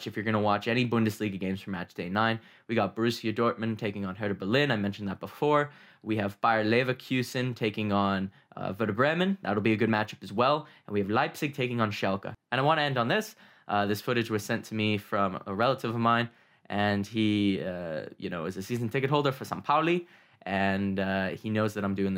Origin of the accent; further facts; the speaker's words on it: Canada; being a Canadian that's never been to a true football match